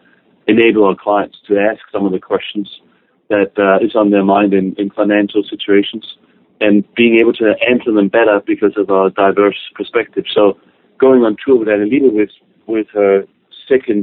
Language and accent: English; Denmark; moved away; I'm originally from Denmark